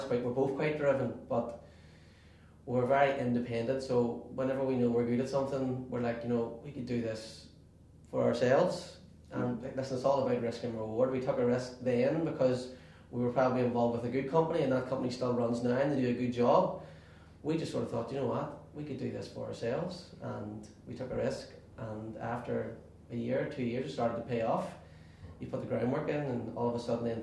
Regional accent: Banbridge, Northern Ireland, United Kingdom; We grew up in Banbridge

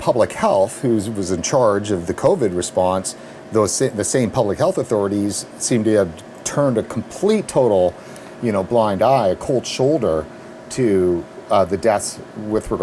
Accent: Canada; as a Canadian

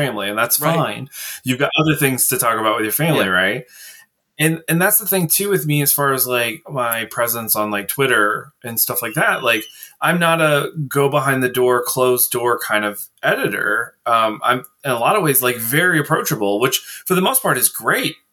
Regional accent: Indiana, United States; we're both from Indiana

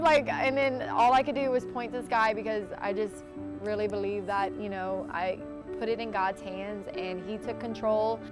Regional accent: New Iberia, Louisiana, United States; my New Iberia hometown

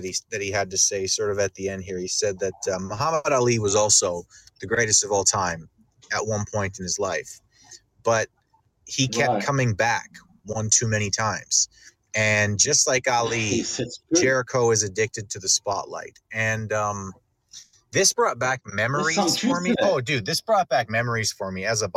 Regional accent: Winnipeg, Manitoba, Canada; I'm a Canadian named … from Winnipeg.

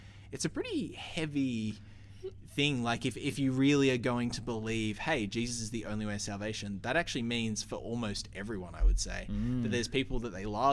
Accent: Sydney, New South Wales, Australia; growing up in Sydney

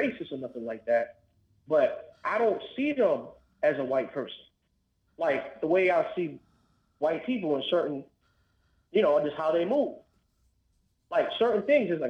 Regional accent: New York City, New York, United States; now in Florida, United States; I grew up in the South Bronx

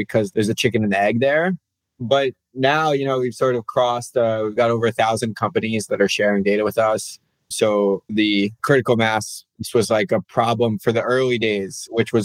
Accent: New Jersey, United States; I grew up in New Jersey

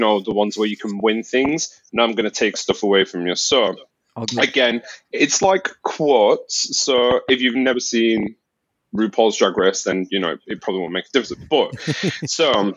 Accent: Wigan, North West England, United Kingdom; I'm from Wigan

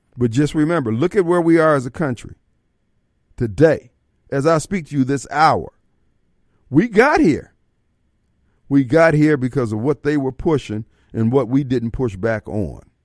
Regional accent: Decatur, Illinois, United States; also born or lived in Joliet, Illinois; my hometown, Decatur, Illinois, and then where I went to high school in Joliet

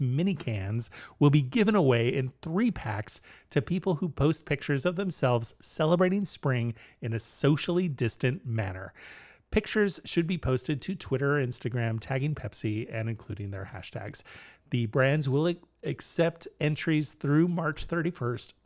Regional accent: United States

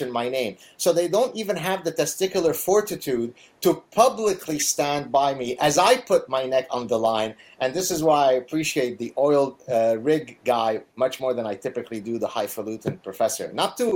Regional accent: Canada; I'm Canadian

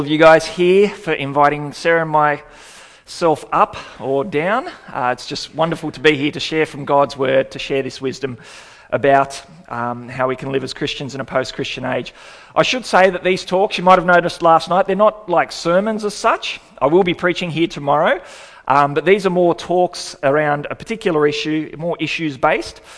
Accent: Sydney, New South Wales, Australia; moved away as an adult; also born or lived in Hungary; now in Northern Rivers, New South Wales, Australia; I was born overseas in Eastern Europe, in Hungary. So I grew up in a Hungarian family, growing up in Sydney.

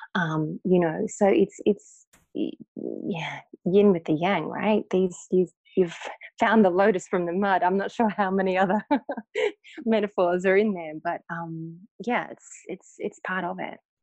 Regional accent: North Queensland, Australia; I grew up in North Queensland in Australia in the late 70s

